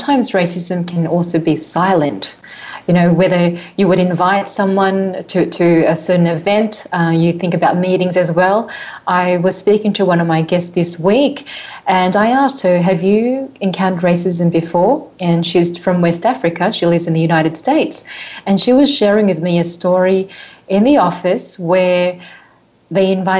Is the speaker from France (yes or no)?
no; Australia; I grew up in Australia, born in Australia.